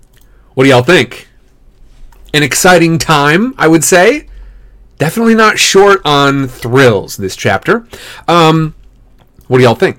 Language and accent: English; Midwest, United States; I'm from the Midwest